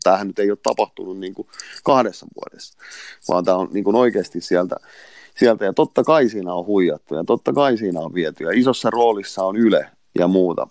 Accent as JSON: {"language": "Finnish", "country": "Finland", "said": "Tämä on mun kotimaa"}